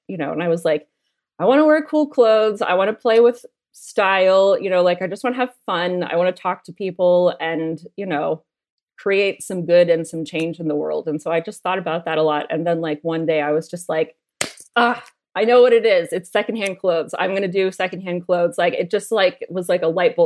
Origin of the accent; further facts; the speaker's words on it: United States; now in Australia; growing up in America